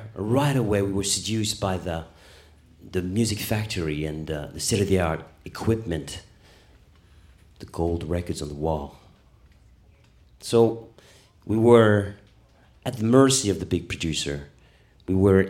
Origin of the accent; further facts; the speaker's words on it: Paris, Île-de-France, France; moved away; also born or lived in Munich, Germany; I was born in Paris